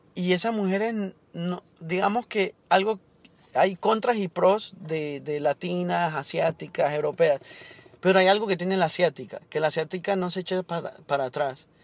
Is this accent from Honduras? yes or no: yes; Honduras; now in Miami, United States